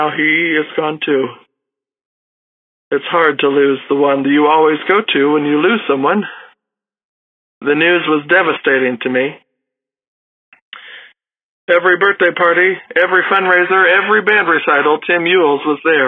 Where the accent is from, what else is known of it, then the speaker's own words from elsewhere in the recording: Johnston City, Illinois, United States; I'm from Johnston City, Illinois